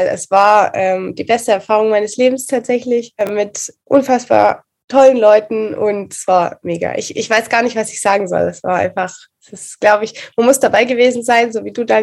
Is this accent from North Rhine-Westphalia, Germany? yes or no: no; Reutlingen, Baden-Württemberg, Germany; ich komme aus Reutlingen, für die, die es noch nicht wissen.